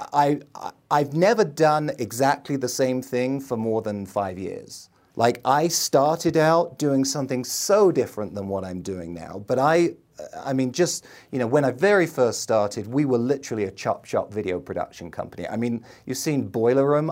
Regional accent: London, United Kingdom; moved away as an adult; now in United States; I grew up in the middle of London

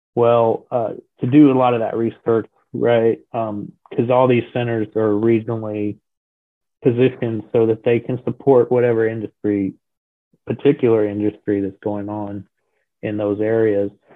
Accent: Colorado, United States; moved away as an adult; now in Florida, United States; retired in about 2006 um, in Colorado. That's where I'm originally from.

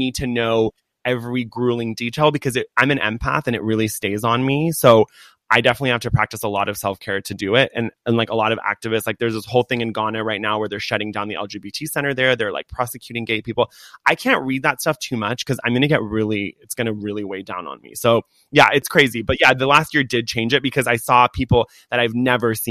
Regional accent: Laguna Beach, California, United States; I grew up in Laguna Beach.

